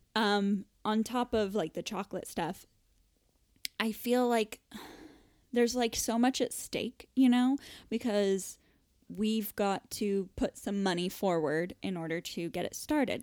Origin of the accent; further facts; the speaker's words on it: Florida, United States; moved away as an adult; now in United Kingdom; growing up in Florida